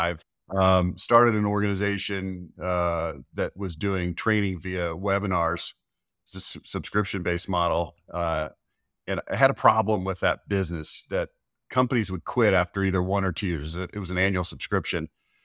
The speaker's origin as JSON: {"language": "English", "town": "Dallas", "region": "Texas", "country": "United States", "tie": "born or raised there", "lives_now": "Utah, United States", "said": "Dallas area. Yeah. Born and raised in Dallas. Lived there my whole life."}